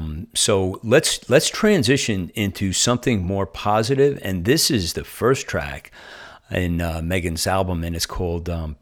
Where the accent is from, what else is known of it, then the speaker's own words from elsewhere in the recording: New Jersey, United States; like I'm transplanted from New Jersey and I've been here a little over a year.